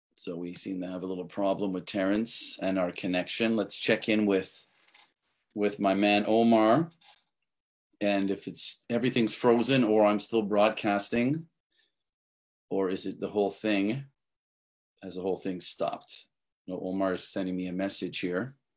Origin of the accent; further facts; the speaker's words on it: Canada; I'm from Canada